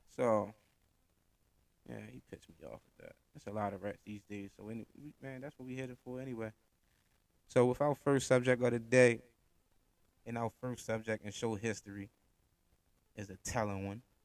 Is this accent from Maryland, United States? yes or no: yes; Baltimore, Maryland, United States; I'm from Baltimore, Maryland, Park Heights to be exact. So I'm from the hood